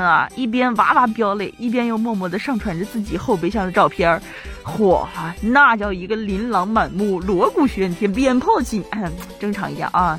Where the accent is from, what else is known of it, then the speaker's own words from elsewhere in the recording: China; 那种我们中国人特有的温度